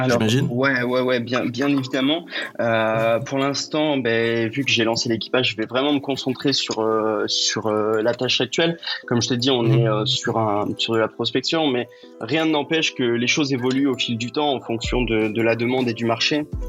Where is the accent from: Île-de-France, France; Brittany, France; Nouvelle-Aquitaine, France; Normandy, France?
Brittany, France; je suis breton